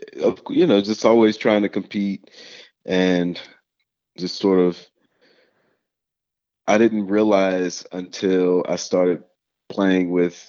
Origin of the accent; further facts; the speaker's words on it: New Orleans, Louisiana, United States; growing up in New Orleans, it's a football town